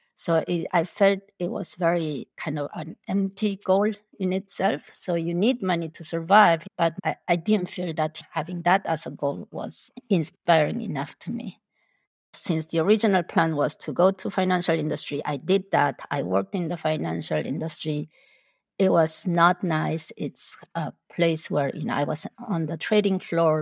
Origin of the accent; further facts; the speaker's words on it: Argentina; first language Spanish; English is a second language; moved away as an adult; also born or lived in Busan, South Korea; now in Chicago, United States; I was born in South Korea, in Busan. My family immigrated to Argentina when I was eight years old. So, I grew up in Argentina. So, my main language is actually Spanish, not Korean.